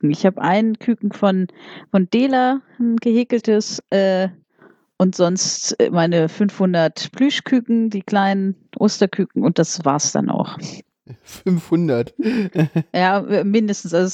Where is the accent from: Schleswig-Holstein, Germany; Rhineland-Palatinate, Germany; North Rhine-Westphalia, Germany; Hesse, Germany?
Hesse, Germany; Wiesbaden; organisiere ich hier in Wiesbaden, ich komme aus Wiesbaden, hallo, ja.